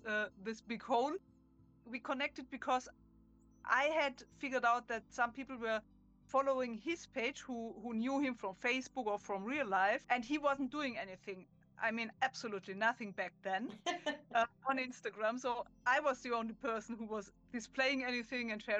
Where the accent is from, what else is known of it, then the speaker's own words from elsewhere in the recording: Germany; accent: German; English is a second language; I'm German, as you can hear from my accent.